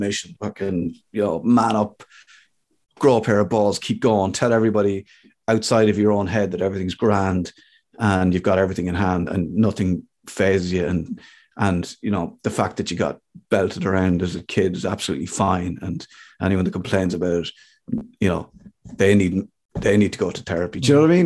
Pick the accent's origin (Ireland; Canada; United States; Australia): Ireland; I'm an Irish guy